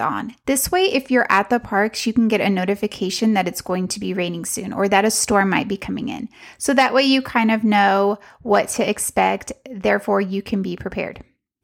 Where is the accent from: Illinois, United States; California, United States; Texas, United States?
Texas, United States; we're from Texas, where we are used to the heat. It is really, really hot where we live in Central Texas